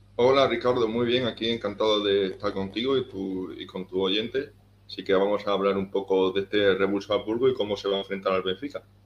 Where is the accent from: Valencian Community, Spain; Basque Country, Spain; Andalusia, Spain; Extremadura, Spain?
Extremadura, Spain; Cáceres; soy un chico español de Cáceres.